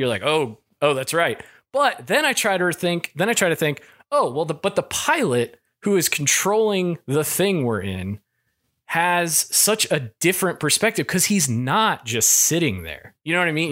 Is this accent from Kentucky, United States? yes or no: yes; Kentucky, United States; moved away; I, I'm from Kentucky